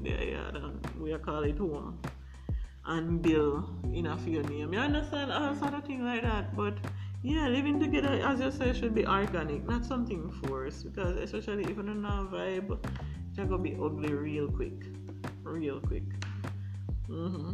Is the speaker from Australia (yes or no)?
no; Jamaica; as Jamaican men